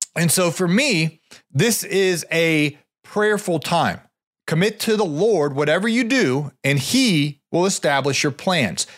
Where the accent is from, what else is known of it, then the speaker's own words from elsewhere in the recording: Ohio, United States; I grew up in Ohio